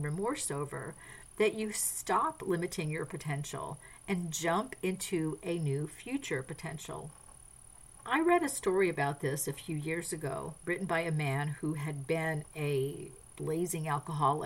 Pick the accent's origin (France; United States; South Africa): France; moved away; I grew up in France. I speak French